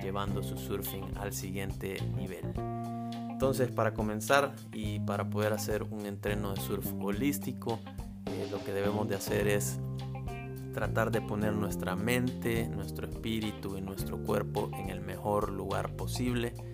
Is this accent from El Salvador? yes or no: yes; El Salvador; soy del Salvador